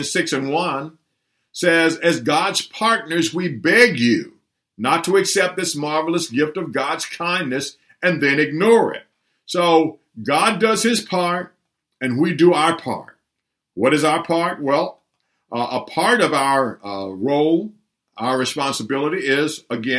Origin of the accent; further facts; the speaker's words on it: Humboldt, Tennessee, United States; when I was a boy growing up in Tennessee, a small town of Humboldt, Tennessee